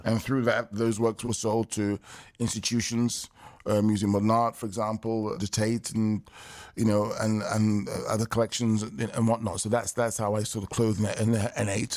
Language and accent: English; London, United Kingdom; I was born and raised in London, England, in nineteen sixty-nine